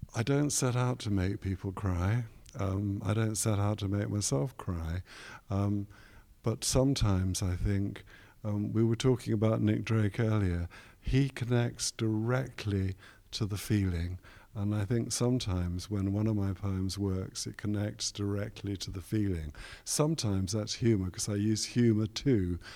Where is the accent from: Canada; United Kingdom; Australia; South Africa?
United Kingdom; London; also born or lived in Cardiff; now in Leeds, United Kingdom; a young boy growing up in West London